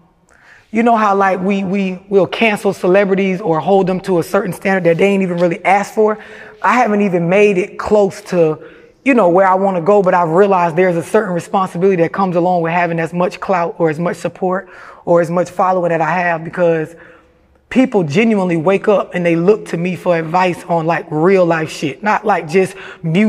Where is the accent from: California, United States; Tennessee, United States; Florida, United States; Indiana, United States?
Florida, United States; St. Petersburg; for the people that's familiar with St. Pete, it's like, you know, a project or an apartment complex